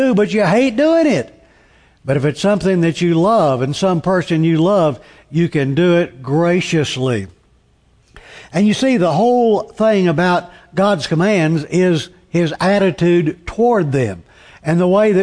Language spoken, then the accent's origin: English; Tulsa, Oklahoma, United States; When I grew up in Tulsa